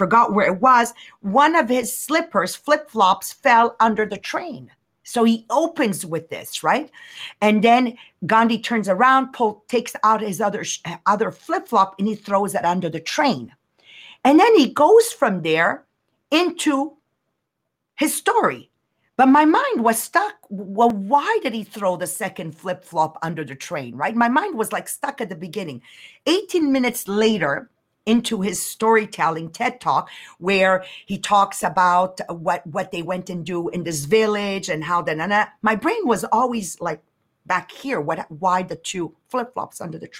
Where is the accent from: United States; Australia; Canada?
Canada; we're Canadian.